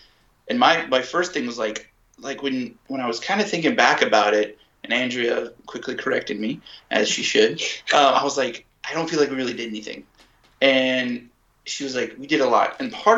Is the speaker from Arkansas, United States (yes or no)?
yes; Arkansas, United States; I'm from Arkansas.